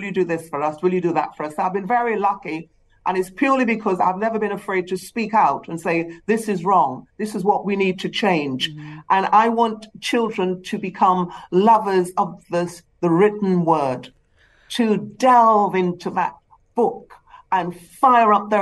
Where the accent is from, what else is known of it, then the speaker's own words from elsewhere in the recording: Trinidad & Tobago; also born or lived in England; now in United Kingdom; I was born in the Caribbean, in Trinidad.